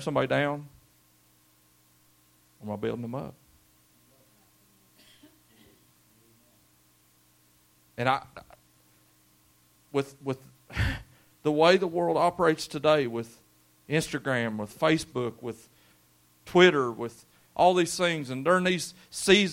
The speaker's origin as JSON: {"language": "English", "area": "Brary", "region": "Kentucky", "country": "United States", "tie": "born or raised there", "said": "We grew up in Brary. That's before the double A, and it was just a little road going up Brary"}